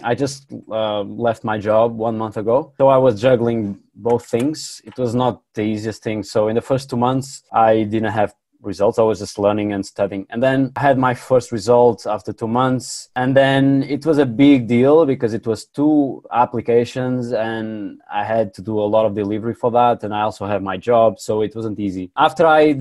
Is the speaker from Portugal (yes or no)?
yes; Porto, Norte, Portugal; I'm from Portugal. Yeah, in the north, in the second city, Porto